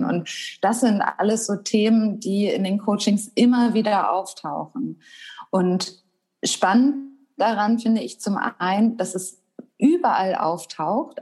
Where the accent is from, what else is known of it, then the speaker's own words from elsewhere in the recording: Wedel, Schleswig-Holstein, Germany; also born or lived in Hamburg; also ich komme ursprünglich aus Wedel, das ist ja Schleswig-Holstein, mhm. aber ist ja so dicht an Hamburg dran. Ich bin auch in Hamburg zur Schule gegangen